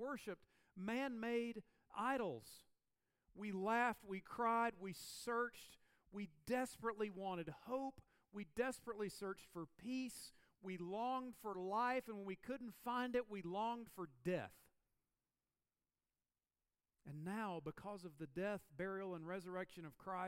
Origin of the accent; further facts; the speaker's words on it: the South, United States; moved away; where I grew up in the South